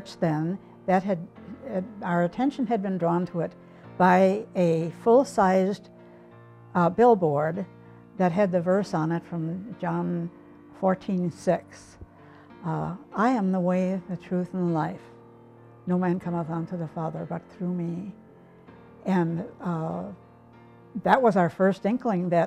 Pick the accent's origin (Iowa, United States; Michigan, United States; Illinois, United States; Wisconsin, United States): Illinois, United States; moved away as an adult; also born or lived in Kokomo, Indiana; now in Manitowoc, United States; we grew up in Illinois, but we enjoyed the Midwest and the lake especially